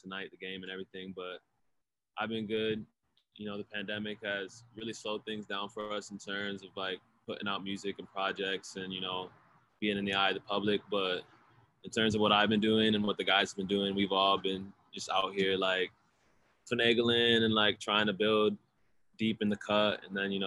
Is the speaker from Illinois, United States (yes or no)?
no; Charles City, Iowa, United States; moved away as an adult; now in Los Angeles, United States; I'm originally from Charles City, Iowa. I was born out here in LA, but I grew up since like kindergarten up till my senior year of high school.